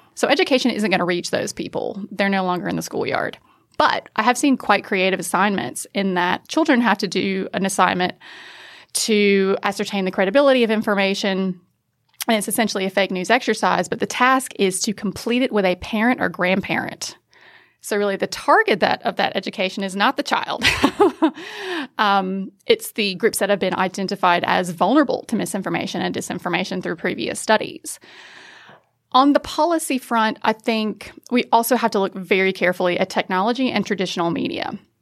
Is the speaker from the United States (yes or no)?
yes; United States; accent: American; now in Australia; as an American, you can probably tell from the accent, I'm not from around here.